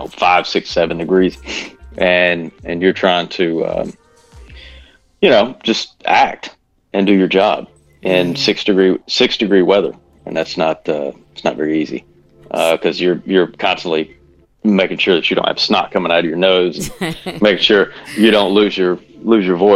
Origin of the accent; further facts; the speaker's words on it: Bismarck, Arkansas, United States; I grew up in Bismarck